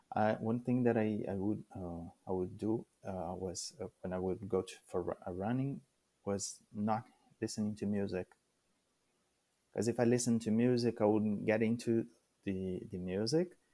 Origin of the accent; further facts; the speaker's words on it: Brazil; English is a second language; moved away as an adult; now in Canada; I came from Brazil